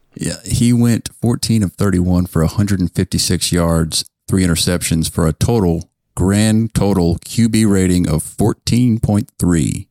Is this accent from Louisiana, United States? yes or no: yes; Lake Charles, Louisiana, United States; McNeese State, the local college in my hometown